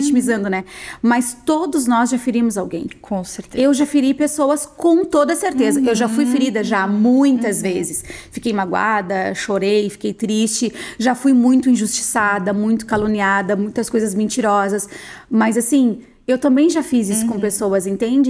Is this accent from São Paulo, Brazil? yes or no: no; Rio Grande do Sul, Brazil; eu sou do Rio Grande do Sul